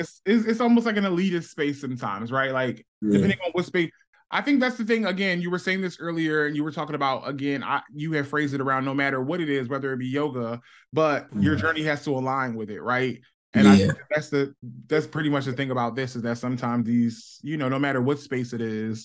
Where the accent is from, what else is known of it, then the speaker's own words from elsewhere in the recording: Philadelphia, Pennsylvania, United States; growing up in Philadelphia in the black community